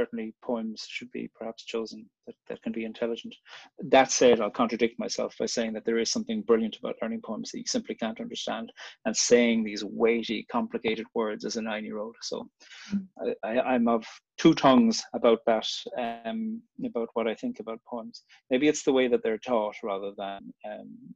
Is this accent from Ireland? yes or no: yes; Cork, Munster, Ireland; I grew up in Cork on the very south coast of Ireland